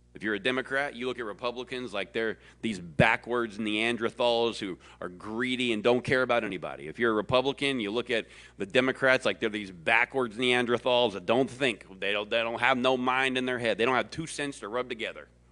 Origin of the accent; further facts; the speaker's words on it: the South, United States; I was born and bred in the South